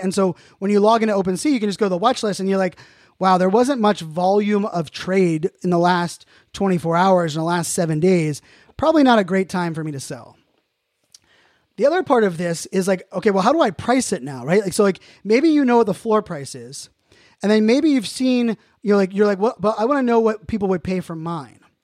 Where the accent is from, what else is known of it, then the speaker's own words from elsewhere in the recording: Pittsburgh, Pennsylvania, United States; I'm from Pittsburgh